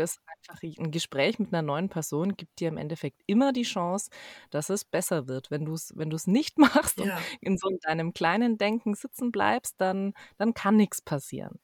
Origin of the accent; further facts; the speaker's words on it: Ansbach, Bavaria, Germany; ich komme aus Ansbach ursprünglich